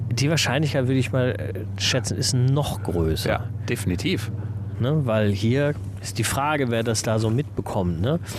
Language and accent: German; Northern Germany, Germany; born there; now in Niederkassel, Germany; Ich als gebürtiges Nordlicht merke an solchen äh, Tagen, in solchen Momenten immer wieder, dass ich Wasser brauche.